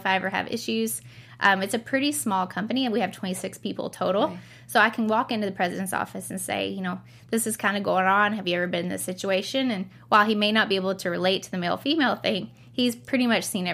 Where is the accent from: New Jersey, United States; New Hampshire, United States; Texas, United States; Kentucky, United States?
Kentucky, United States; Western; moved away as an adult; also born or lived in San Diego, California; growing up in Western Kentucky